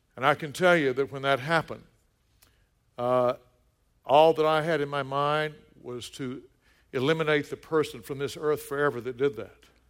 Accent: the South, United States; moved away; also born or lived in Colorado Springs; When I was growing up in the South

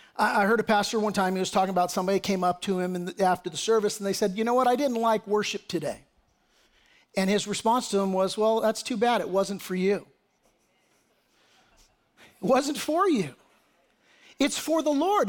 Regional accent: United States; as American patriots

